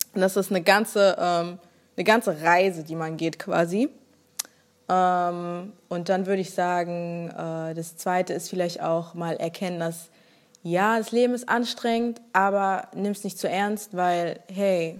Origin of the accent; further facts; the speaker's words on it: Germany; Ich war auch echt nicht oft in Nigeria, bin komplett hier aufgewachsen